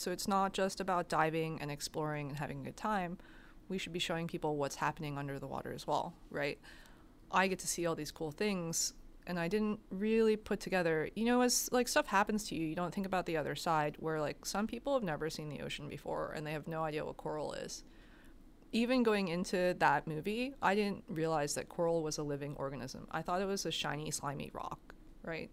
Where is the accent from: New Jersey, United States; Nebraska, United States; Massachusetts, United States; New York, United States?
New York, United States; New York City; growing up in New York City, I think I spent most of my time in Central Park or the bookstore, like Barnes and Noble